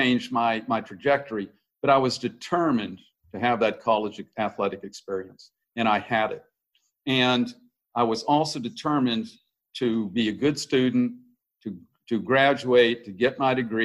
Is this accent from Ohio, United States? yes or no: no; Washington, District of Columbia, United States; also born or lived in Hawaii; I grew up in Hawaii, and then I grew up in the D.C. area